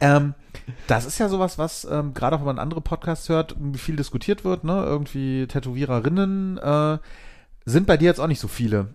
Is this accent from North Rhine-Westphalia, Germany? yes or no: yes; Bonn, North Rhine-Westphalia, Germany; ich bin äh, in Vorort von Bonn groß geworden und in Bonn zur Schule gegangen